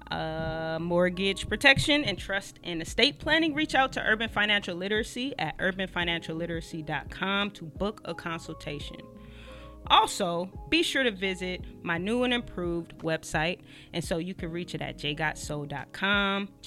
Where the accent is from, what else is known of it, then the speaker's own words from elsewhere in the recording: Long Beach, California, United States; also born or lived in Perris, California; So I was born and raised in Long